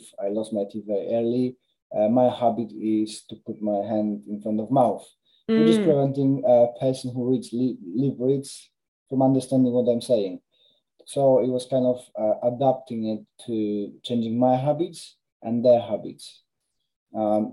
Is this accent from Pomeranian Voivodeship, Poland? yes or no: no; Krakow, Lesser Poland, Poland; moved away as an adult; now in United Kingdom; I'm Polish, so I was born in Krakow, moved to UK in 2007.